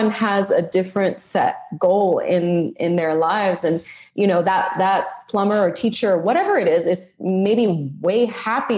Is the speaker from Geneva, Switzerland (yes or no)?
yes; Geneva, Switzerland; moved away; I'm from Switzerland, Geneva